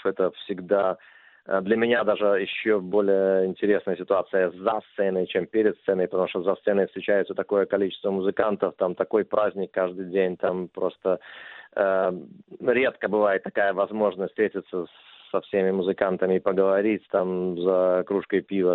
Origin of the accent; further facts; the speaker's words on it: Minsk, Belarus; moved away; в моем родном городе Минске